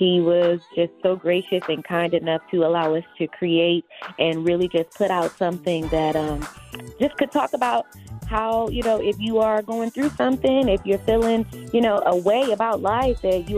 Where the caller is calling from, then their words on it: Detroit, Michigan, United States; Well, I am calling from Detroit, Michigan. I'm a church kid. I'm a church baby.